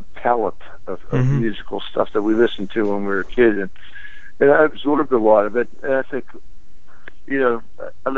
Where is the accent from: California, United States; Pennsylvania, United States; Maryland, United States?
Pennsylvania, United States; Pittsburgh; when I grew up in Pittsburgh, there was a lot of independent AM stations